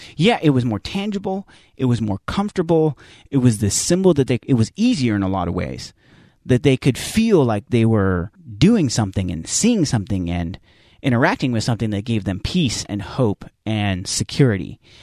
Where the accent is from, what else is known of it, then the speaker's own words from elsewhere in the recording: United States; we as American Christians, we as American evangelicals